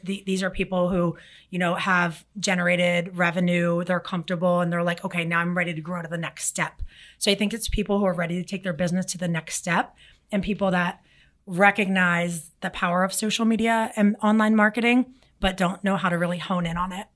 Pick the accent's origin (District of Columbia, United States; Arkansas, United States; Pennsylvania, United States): Pennsylvania, United States; Philadelphia; now in South Florida, United States; I'm from Philly